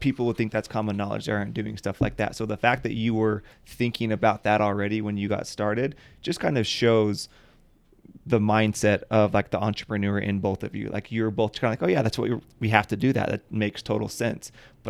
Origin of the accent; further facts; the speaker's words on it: American Fork, Utah, United States; I grew up in American Fork.